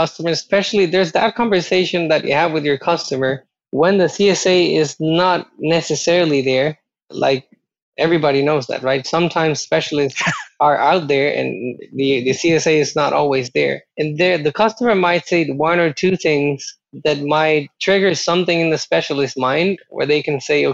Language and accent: English; Costa Rica; moved away; I'm originally from Costa Rica